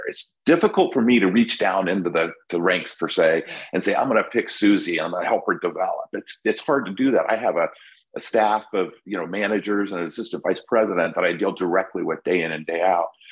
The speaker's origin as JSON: {"language": "English", "region": "California", "country": "United States", "moved": "yes", "lives_now": "Florida, United States", "said": "I'm from California"}